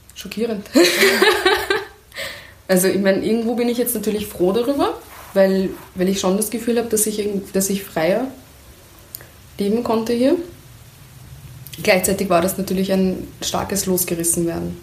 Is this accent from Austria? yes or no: no; Iran; moved away; also born or lived in Kermanshah / Tuyserkan / Mahallat; meine schönsten Erinnerungen an meine Kindheit im Iran